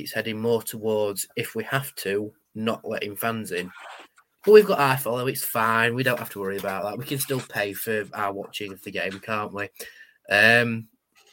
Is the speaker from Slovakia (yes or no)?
no; United Kingdom; we're the British